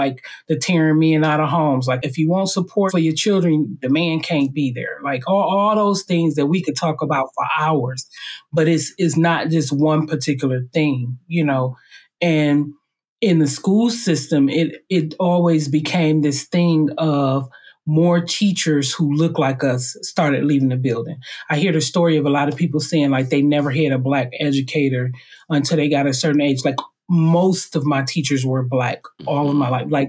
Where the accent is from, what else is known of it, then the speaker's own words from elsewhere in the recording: Highland Park, Michigan, United States; I was raised in Highland Park, which is a little donut hole in the middle of Detroit